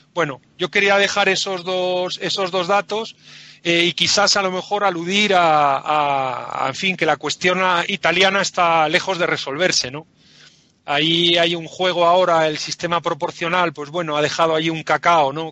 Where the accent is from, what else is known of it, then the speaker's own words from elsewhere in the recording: Spain; nosotros como españoles